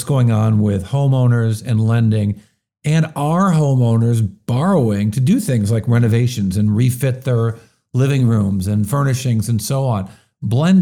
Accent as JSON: {"language": "English", "region": "Midwest", "country": "United States", "tie": "born or raised there", "said": "I'm also was originally born in the Midwest."}